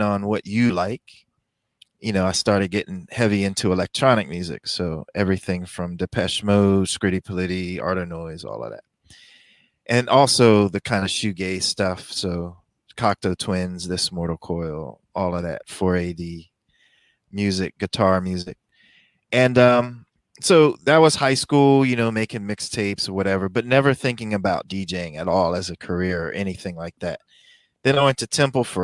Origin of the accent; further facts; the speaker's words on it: Philadelphia, Pennsylvania, United States; I was born and raised in Philly, Southwest Philly to be exact.